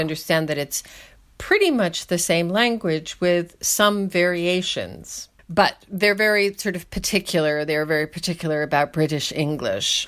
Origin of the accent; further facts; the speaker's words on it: Schenectady, New York, United States; moved away; also born or lived in Soviet Union; I am an American, as you can tell, and I was born and raised in upstate New York in kind of a joke city Schenectady